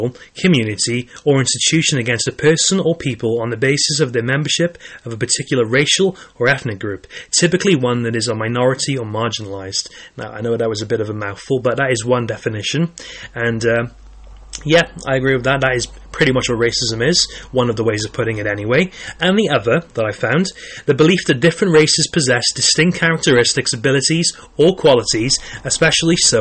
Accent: Caerphilly, Wales, United Kingdom; I was born in Wales, and I've lived in Wales all my life

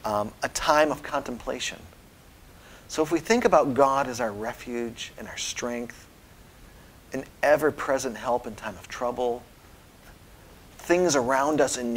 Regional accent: Austria; I spent my high school years in Austria growing up in the Alps, and just huge, big, mammoth pieces of granite.

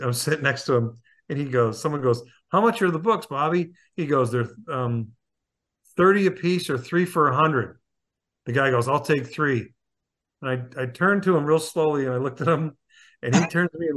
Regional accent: Akron, New York, United States; in my hometown of Akron, New York, outside of Buffalo

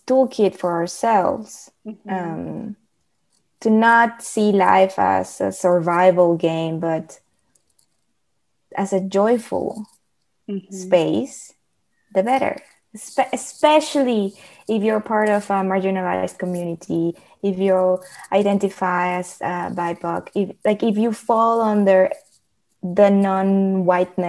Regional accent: Mexico; first language Spanish; English is a second language; now in Netherlands; I'm from Mexico. I'm Latina too

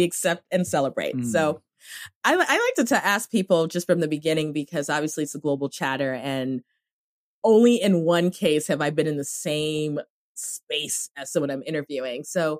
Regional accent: Cameroon

